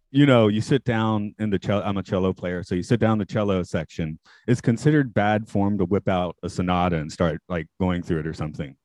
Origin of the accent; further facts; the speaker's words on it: Atlanta, Georgia, United States; my hometown's Atlanta.